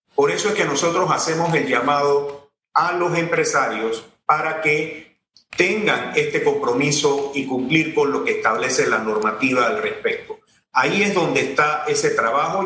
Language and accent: Spanish; Tolé, Ngäbe-Buglé Comarca, Panama; soy de Tolé.